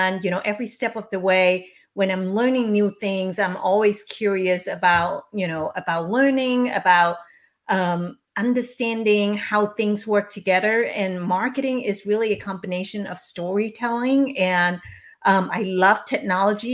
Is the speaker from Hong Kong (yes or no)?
yes; Hong Kong; I was born and raised in Hong Kong by my single mom and my widowed grandmother